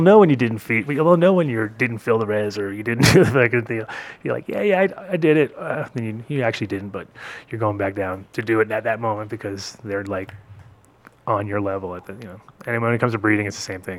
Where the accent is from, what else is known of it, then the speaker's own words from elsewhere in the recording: New England, United States; I grew up in New England